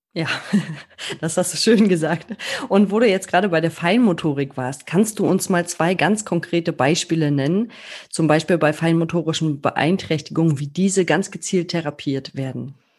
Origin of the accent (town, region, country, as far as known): Germany